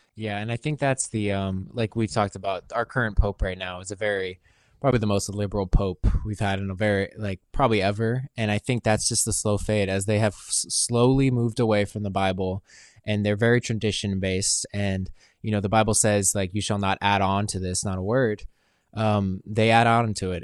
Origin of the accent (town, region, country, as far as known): United States